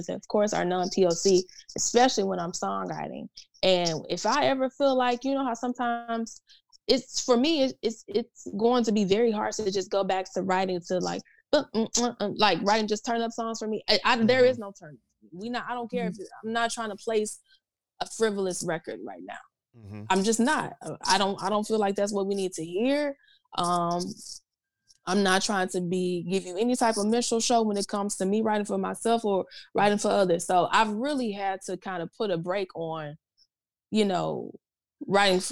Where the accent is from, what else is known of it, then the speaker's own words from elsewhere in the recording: the South, United States; Growing up in the South